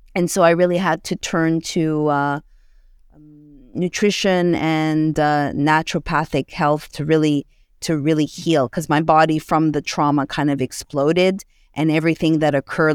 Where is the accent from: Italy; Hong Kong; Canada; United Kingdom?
Canada; Montreal, Quebec; moved away as an adult; now in United States; I hail from Montreal, Canada